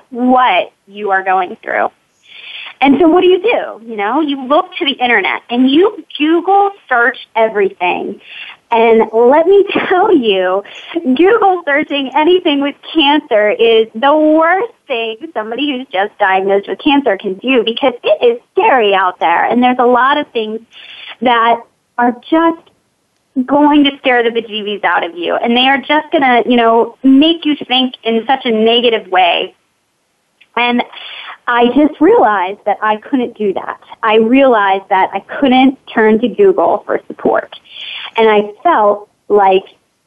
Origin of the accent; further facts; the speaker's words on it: Pittsburgh, Pennsylvania, United States; I am from Pittsburgh, Pennsylvania.